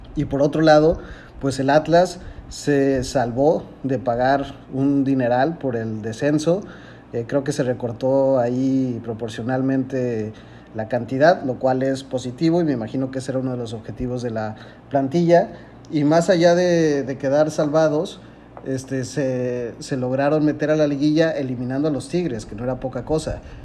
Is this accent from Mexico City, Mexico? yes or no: no; Puebla, Mexico; Soy poblano, este, he tenido la oportunidad de ir al estadio desde chiquito